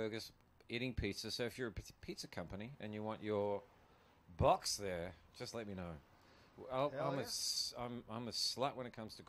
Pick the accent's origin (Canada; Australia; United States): Australia; I'm Australian.